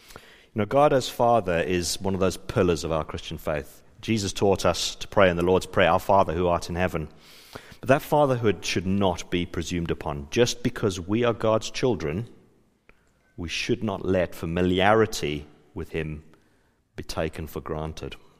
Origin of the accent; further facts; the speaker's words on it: Johannesburg, Gauteng, South Africa; moved away; I was from South Africa. I grew up in Johannesburg.